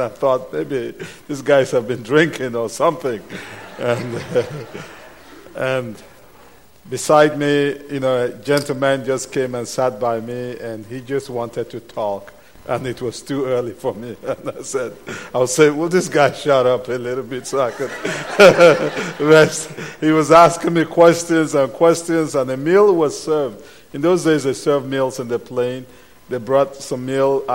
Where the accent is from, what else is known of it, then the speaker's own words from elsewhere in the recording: Cameroon; English is a second language; moved away; English is not my first language. It's not my second language. It's not my third language. I'm from Cameroon